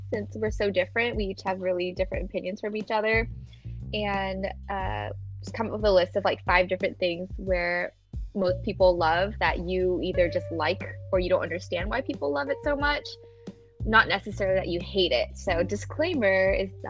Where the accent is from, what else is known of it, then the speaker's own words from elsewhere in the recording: Dallas, Texas, United States; I was born and raised in Dallas, Texas